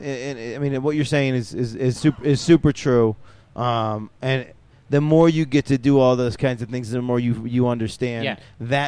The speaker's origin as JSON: {"language": "English", "town": "New York City", "region": "New York", "country": "United States", "said": "I'm from New York."}